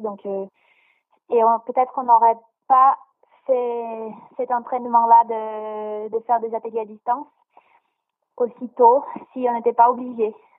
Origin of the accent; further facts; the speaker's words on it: Brazil; now in France; je viens du Brésil